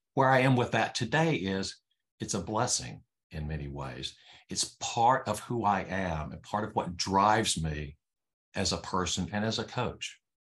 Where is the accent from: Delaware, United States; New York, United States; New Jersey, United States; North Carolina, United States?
North Carolina, United States; I was born in North Carolina